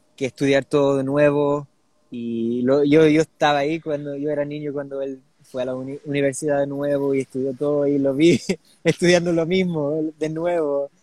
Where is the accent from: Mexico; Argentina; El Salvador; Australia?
Australia; Sydney, New South Wales; nací en Australia, pero mis, mis dos padres eh, son chilenos